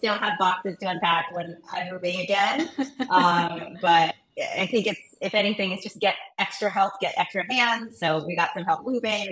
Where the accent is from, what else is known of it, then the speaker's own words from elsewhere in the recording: Obuasi, Ashanti, Ghana; now in United States; I was born in Ghana. So I was born in Ghana, and I was raised in a small town called Obuasi